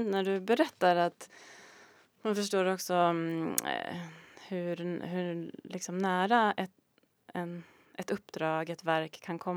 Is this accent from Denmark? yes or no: no; Galicia, Spain; now in Sweden; Så när jag var liten i Galicien då var det ju åsnor på